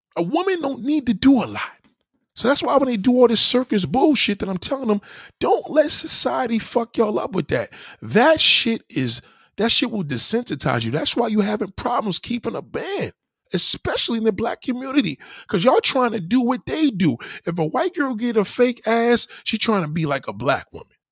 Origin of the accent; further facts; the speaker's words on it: New York, United States; I'm a New Yorker. We have culture here